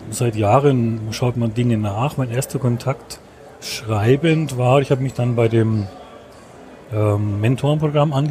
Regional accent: Schwaig, Bavaria, Germany; Ich komme aus Schweig bei Nürnberg.

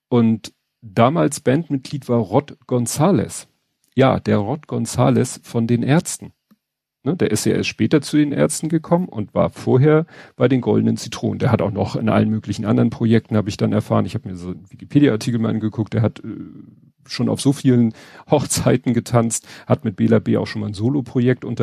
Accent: Hamburg, Germany; das ist natürlich für einen Hamburger wie mich alles so, klar kennt man den Stadtteil Wandsbek, man kennt äh, Wellingsbüttel

